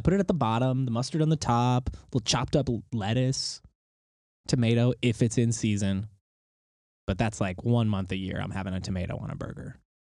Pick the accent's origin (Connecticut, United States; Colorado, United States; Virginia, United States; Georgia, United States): Connecticut, United States; I grew up in Connecticut